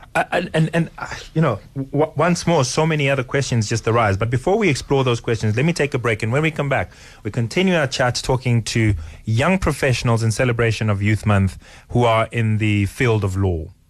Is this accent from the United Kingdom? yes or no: no; Johannesburg, Gauteng, South Africa; I grew up in Johannesburg